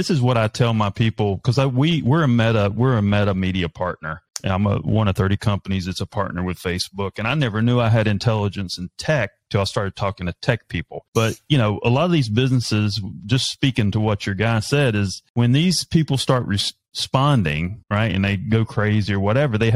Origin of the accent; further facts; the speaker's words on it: North Carolina, United States; I'm a redneck from North Carolina.